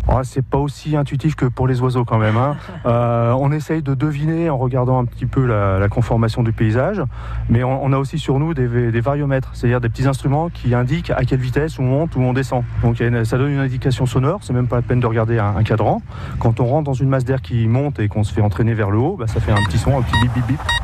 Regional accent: Paris region, Île-de-France, France; je viens de, région parisienne

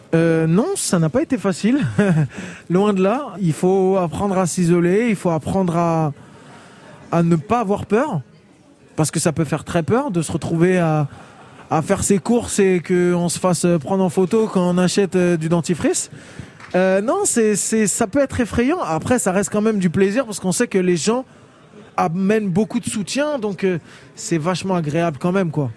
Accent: France; on a grandi en France

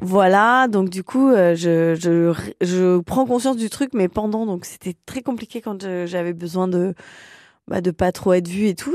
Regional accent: Lyon, Auvergne-Rhône-Alpes, France; moved away as an adult; now in Paris, France; je suis lyonnaise euh, d'origine

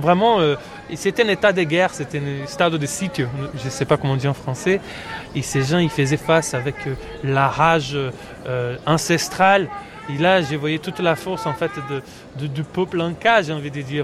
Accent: Brazil; French is a second language; moved away; en tant que Brésilien

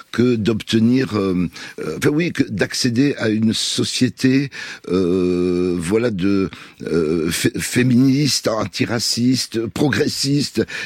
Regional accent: Palestine; Donc moi, je suis des Palestiniens sans l'avoir voulu.

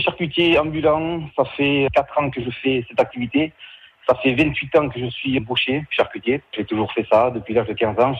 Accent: Pey, Nouvelle-Aquitaine, France; je suis de Paye entre Pérorade et saint saint

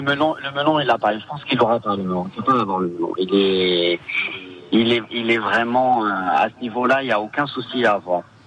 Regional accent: Ajaccio, Corsica, France; je suis né à Ajaccio, école primaire à Ajaccio, donc j'ai tous mes amis d'enfance qui sont à Ajaccio

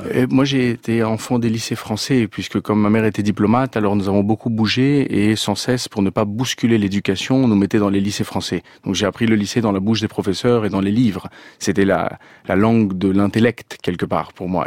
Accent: France; also born or lived in Venezuela; je suis né en France d'un père chilien

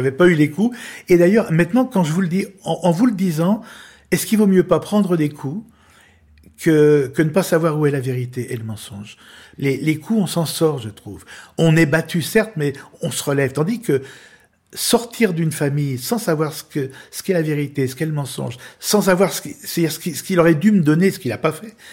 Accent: Lyon, Auvergne-Rhône-Alpes, France; j'ai été élevé à Lyon

